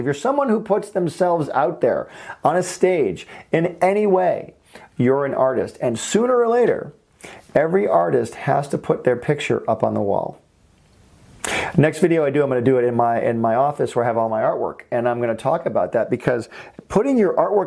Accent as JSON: {"language": "English", "region": "Michigan", "country": "United States", "also_born_or_lived": "Valencia, California", "moved": "as an adult", "lives_now": "California, United States", "said": "I'm from Michigan"}